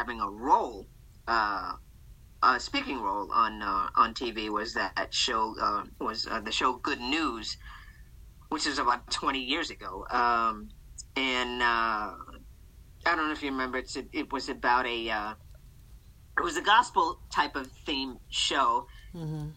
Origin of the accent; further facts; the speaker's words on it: Boston, Massachusetts, United States; Born and raised in Boston, Massachusetts